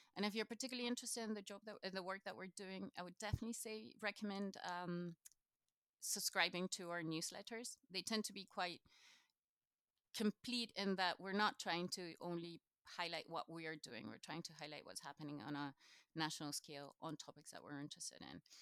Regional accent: Chile; first language Spanish; English is a second language; now in Scotland, United Kingdom; originally, I'm from Chile, so South America

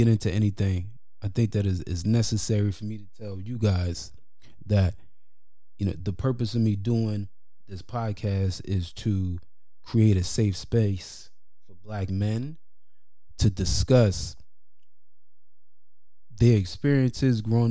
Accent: New York City, New York, United States; growing up in New York City, especially in the 90s

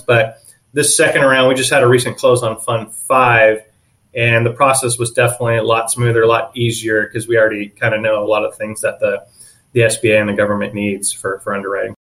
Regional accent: San Diego, California, United States; also born or lived in Orange County; one of the few that was born and raised in San Diego.

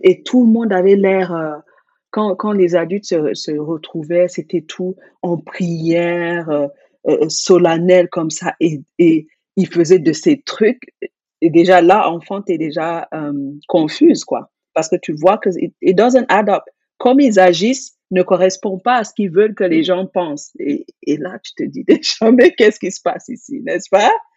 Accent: Cameroon; j'ai grandi au Cameroun

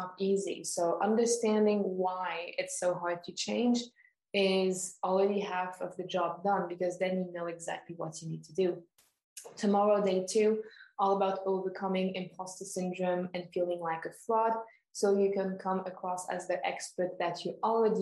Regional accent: Switzerland; born and raised in Switzerland

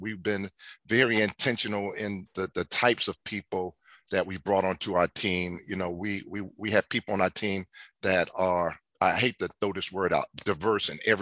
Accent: Philadelphia, Pennsylvania, United States; I was born and raised in North Philadelphia, the Strawberry Mansion neighborhood.

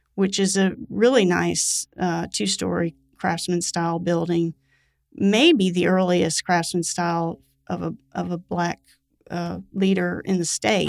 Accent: Florida, United States; now in Mississippi, United States; I grew up in Florida and I love Florida

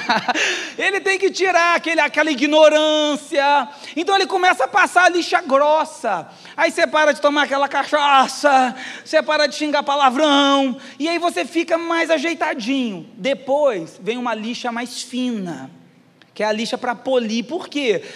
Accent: Caxias, Brazil; eu nasci em Caxias.

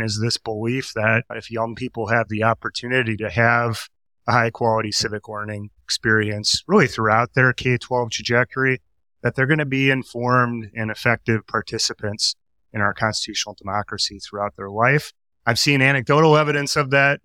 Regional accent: Milwaukee, Wisconsin, United States; I grew up in Milwaukee

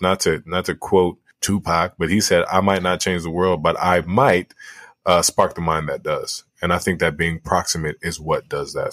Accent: Liberia; moved away; my home country in Liberia

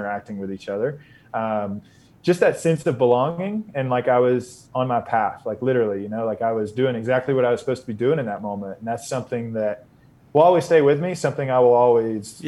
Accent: Northeast Georgia mountains, United States; moved away; also born or lived in Austin, Texas; I grew up in the Northeast Georgia mountains, so in the foothills of the Appalachians.

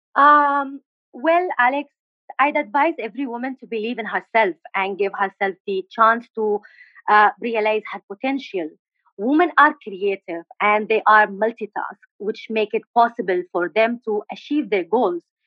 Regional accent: Aden, Yemen; English is a second language; moved away as an adult; also born or lived in Al Bayda; now in India; I'm from uh, Yemen. I'm from uh, basically from Al Bayda, but um, I born and raised in Aden, and uh, now I live in India.

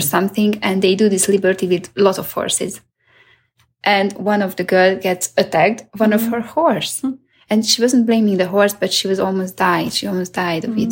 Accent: Hungary; I'm from Hungary

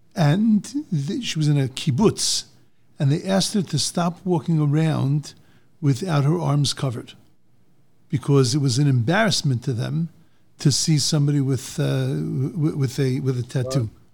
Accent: Bellmore, New York, United States; I grew up in Long Island

